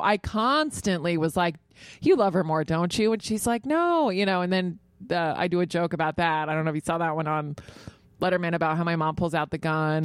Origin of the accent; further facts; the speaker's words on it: Virginia, United States; now in New York, United States; I grew up in Virginia, so you have to have a car.